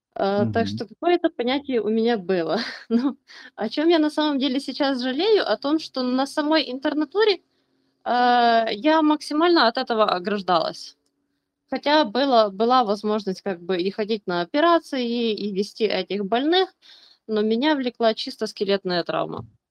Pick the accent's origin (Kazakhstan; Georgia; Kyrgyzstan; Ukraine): Ukraine; я из Украины